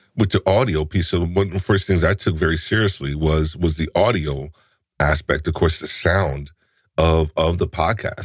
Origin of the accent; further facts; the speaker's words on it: New York, United States; I'm a New Yorker too